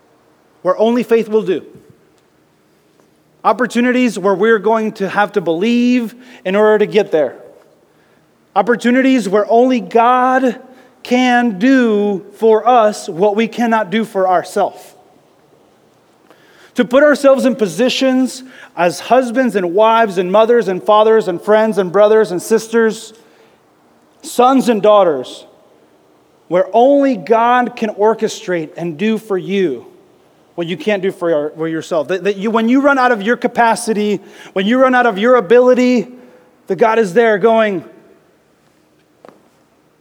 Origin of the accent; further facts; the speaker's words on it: the South, United States; I grew up in the South